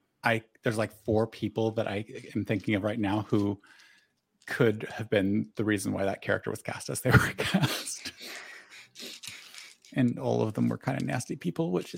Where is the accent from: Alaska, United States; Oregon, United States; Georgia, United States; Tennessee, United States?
Oregon, United States; Southern; accent: Southern Oregon; moved away; also born or lived in New York; I come from Southern Oregon, where this accent is what I grew up